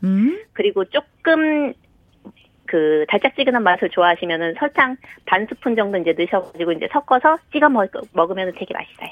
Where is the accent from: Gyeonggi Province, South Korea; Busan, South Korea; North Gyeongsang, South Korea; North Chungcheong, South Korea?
Gyeonggi Province, South Korea; Bucheon; also born or lived in Sangam-dong, Seoul; now in Seoul, South Korea; 고향은 경기도 부천이고요.